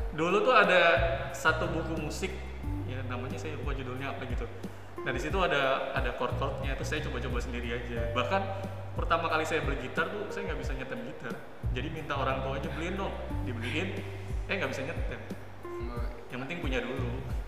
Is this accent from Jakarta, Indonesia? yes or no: yes; Jakarta, Indonesia; SD-nya tuh di kalau kamu tahu di Jakarta Selatan ada namanya Petukangan Selatan